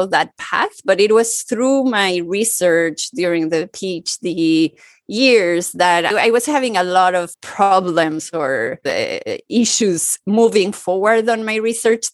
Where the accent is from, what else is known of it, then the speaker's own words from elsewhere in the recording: Mexico City, Mexico; moved away as an adult; also born or lived in New York; now in Paris, France; I was born and grew up in Mexico City and in a multicultural family